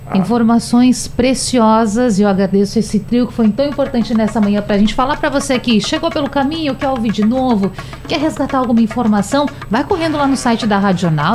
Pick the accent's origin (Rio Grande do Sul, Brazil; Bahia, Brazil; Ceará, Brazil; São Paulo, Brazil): Rio Grande do Sul, Brazil; now in Recife, Brazil; eu sou gaúcha